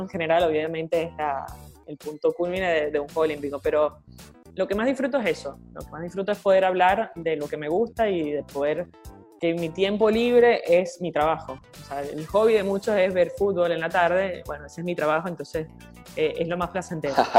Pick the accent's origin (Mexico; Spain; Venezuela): Venezuela; now in Argentina; un gusto para mí también desde acá de Argentina, siendo venezolana